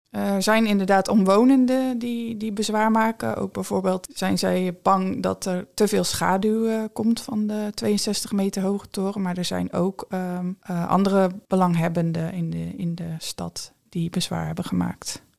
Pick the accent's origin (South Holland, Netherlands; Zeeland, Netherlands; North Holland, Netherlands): Zeeland, Netherlands; Vlissingen; ik ben in 1983 geboren in Vlissingen